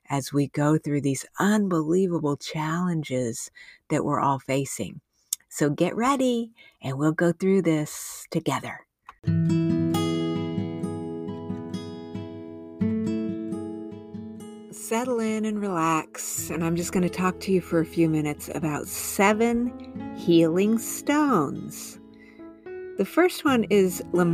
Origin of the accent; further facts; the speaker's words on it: New Mexico and Southern Arizona, United States; I grew up in New Mexico and Southern Arizona